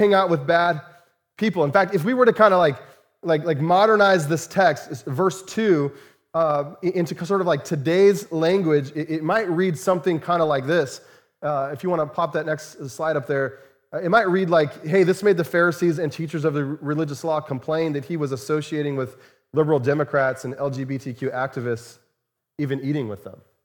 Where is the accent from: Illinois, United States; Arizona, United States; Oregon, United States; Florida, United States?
Arizona, United States; Chandler; moved away; Many of you know that I grew up in Arizona. And, uh, grew up in the Phoenix area, uh, in a, in a suburb of Phoenix called Chandler.